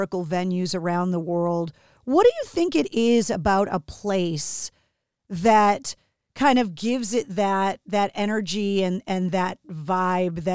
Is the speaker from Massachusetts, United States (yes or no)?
yes; Boston, Massachusetts, United States; My brain is filled with useless information about my hometown town